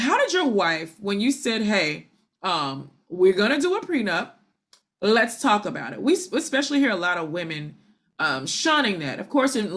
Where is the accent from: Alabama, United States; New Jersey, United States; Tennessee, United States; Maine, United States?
Tennessee, United States; Memphis; my hometown of Memphis, Tennessee